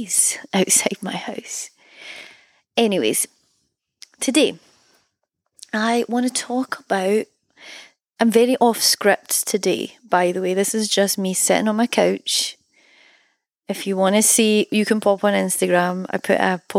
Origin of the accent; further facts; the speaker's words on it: Scotland, United Kingdom; also born or lived in Berlin, Germany; to be from a country that offers artists financial help